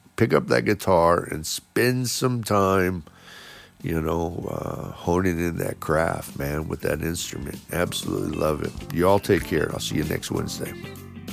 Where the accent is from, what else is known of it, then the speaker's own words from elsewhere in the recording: Chicago, Illinois, United States; We're all from the Chicago area.